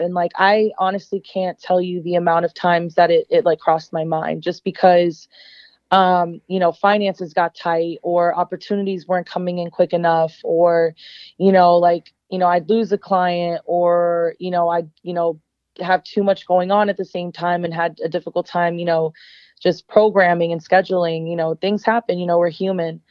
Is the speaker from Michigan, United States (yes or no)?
no; Arlington, Virginia, United States; moved away as an adult; also born or lived in Florida; now in Los Angeles, United States; born and raised in Arlington, Virginia, which uh, is just outside Washington, D.C.